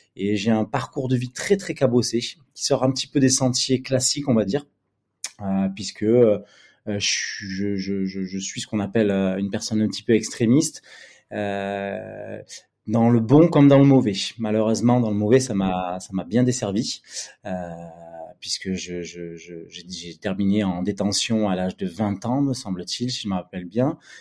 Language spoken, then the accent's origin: French; Bordeaux, Nouvelle-Aquitaine, France; also born or lived in Paris; je suis retourné à Bordeaux, ma ville natale